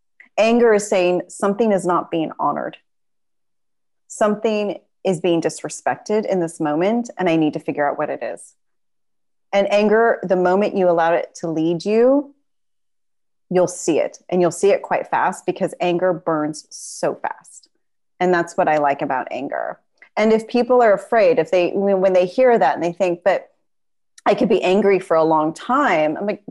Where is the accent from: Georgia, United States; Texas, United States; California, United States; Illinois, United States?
California, United States; maybe because we're both from Southern California.